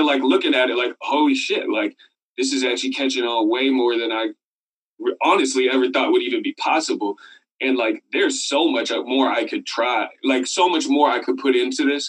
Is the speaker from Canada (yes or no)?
no; Sebastopol, California, United States; also born or lived in Oakland, California; I grew up there from like five to eighteen